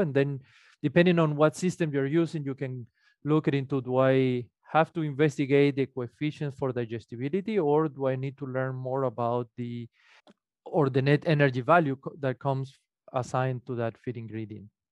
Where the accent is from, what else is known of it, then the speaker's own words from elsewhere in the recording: Venezuela; moved away as an adult; also born or lived in Illinois; now in Minnesota, United States; I am originally from Venezuela. I study, uh, what would be the equivalent of veterinary medicine in Venezuela.